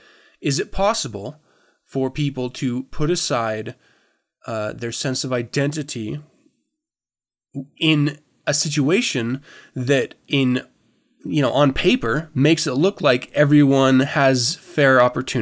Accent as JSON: {"language": "English", "country": "United States", "said": "because of the way I was raised by veterans primarily, it's hard to disassociate myself. Did that come out? With being an American"}